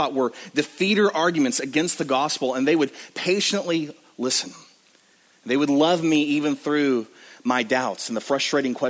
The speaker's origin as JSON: {"language": "English", "region": "West Texas", "country": "United States", "tie": "born or raised there", "said": "I grew up in the Bible Belt of West Texas"}